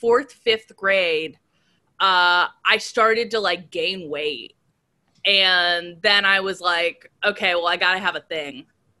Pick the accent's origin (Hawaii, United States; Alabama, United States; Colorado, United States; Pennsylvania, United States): Pennsylvania, United States; Mayfield; I grew up in Mayfield.